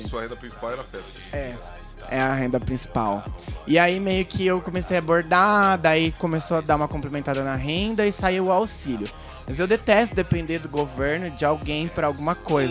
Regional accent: Hortolândia, São Paulo, Brazil; now in Americana, Brazil; eu sou de Hortolândia

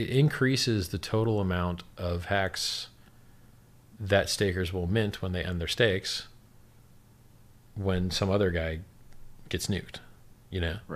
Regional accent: Miami, Florida, United States; I'm from Miami.

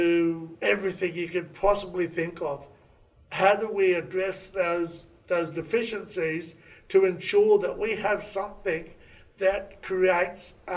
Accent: Raukkan, South Australia, Australia; I grew up on Raukan, an Aboriginal community in Lake Alexandrina

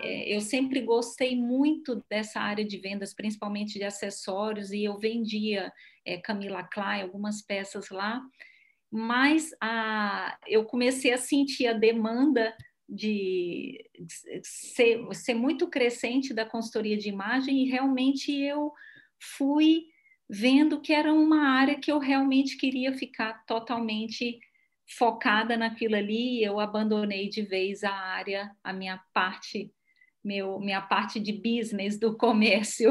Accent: Brazil; moved away as an adult; depois que eu saí do Brasil

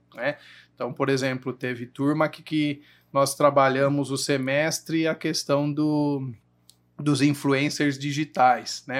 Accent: Jundiaí, São Paulo, Brazil; Nasci aqui em Jundiaí, a maior parte do, da minha vida eu morei ali no Engabaú

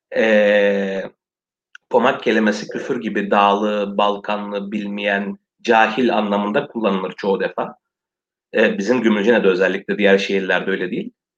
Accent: Western Thrace, Eastern Macedonia and Thrace, Greece; Bizim azınlık birdir ve Türktür

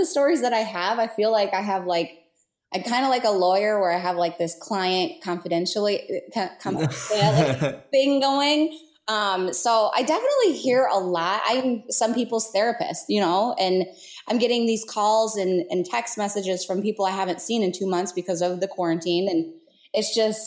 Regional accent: Marne, Michigan, United States; Marne is my hometown, and I grew up there

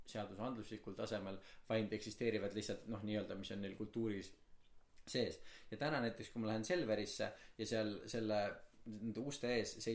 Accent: Estonia; sest ma olen eestlane

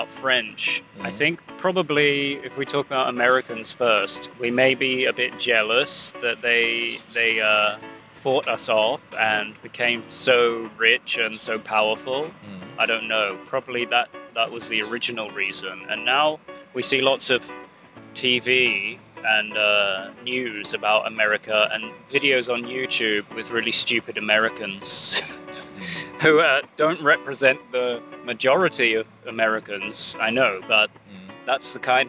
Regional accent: United Kingdom; as a British person

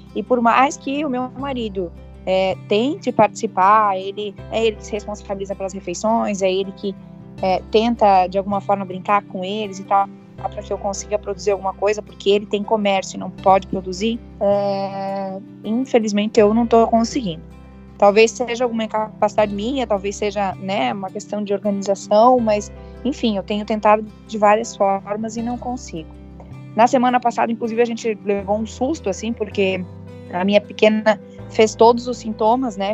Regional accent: Jaraguá do Sul, Santa Catarina, Brazil; sou de Jaraguá do Sul, aqui de Santa Catarina

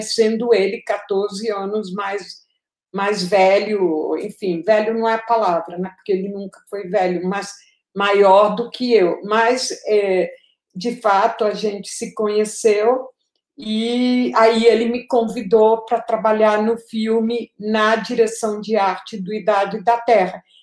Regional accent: Colombia; moved away as an adult; also born or lived in Paris, France; now in Brazil; eu cresci na Colômbia

